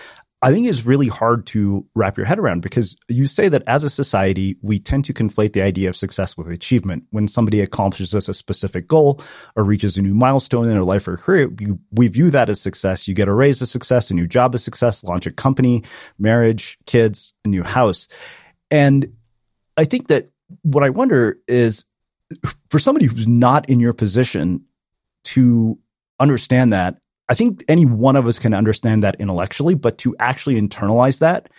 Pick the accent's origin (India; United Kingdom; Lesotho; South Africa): India; South India; And so my sister, so we're South Indian and my brother-in-law is Bengali.